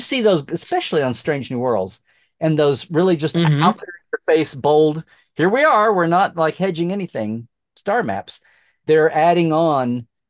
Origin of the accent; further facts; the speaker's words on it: Norman, Oklahoma, United States; also born or lived in Slaughterville, Oklahoma; I grew up in Norman